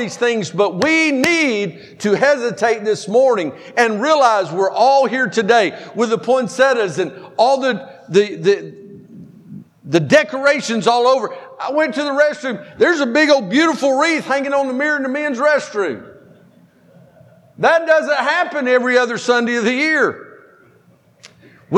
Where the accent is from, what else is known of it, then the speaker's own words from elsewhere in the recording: Powder Springs, Georgia, United States; I'm from Powder Springs.